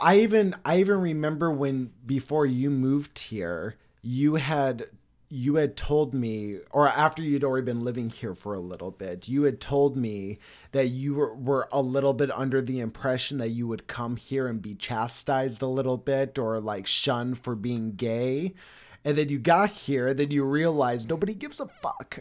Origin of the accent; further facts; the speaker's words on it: Arizona, United States; also born or lived in Los Angeles, California; told people I was from Arizona